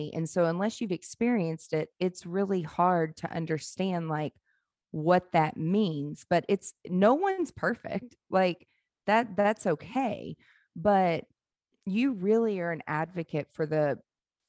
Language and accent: English; Mississippi Gulf Coast, United States; I grew up around it in the South, on the Mississippi Gulf Coast